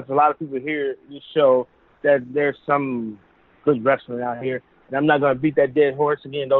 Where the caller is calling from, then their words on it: Chicago, Illinois, United States; … from Chicago.